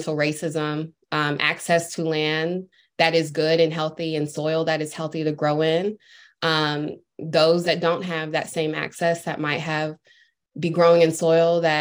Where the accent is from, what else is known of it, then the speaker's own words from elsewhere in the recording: North Carolina, United States; now in Atlanta, United States; I'm originally from North Carolina